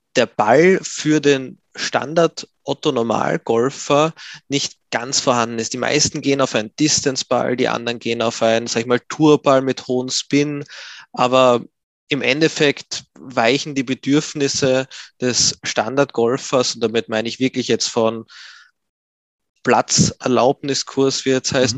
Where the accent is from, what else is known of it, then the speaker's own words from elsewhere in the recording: Graz, Styria, Austria; Ich bin geboren und groß geworden in Graz in Österreich